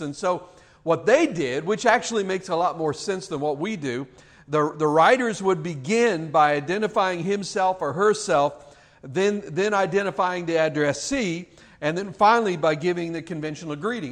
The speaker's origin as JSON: {"language": "English", "country": "United States", "said": "living here as American citizens"}